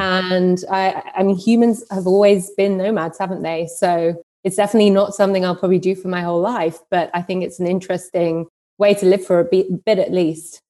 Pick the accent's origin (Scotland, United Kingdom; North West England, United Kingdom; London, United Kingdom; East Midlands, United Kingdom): London, United Kingdom; moved away as an adult; also born or lived in New York / Berlin; I'm from London and I lived there, worked across London and New York for many years